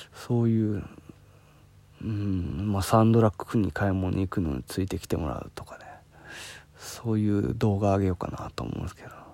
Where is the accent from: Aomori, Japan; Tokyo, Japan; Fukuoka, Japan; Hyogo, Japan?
Hyogo, Japan; 僕はあの兵庫県出身なんで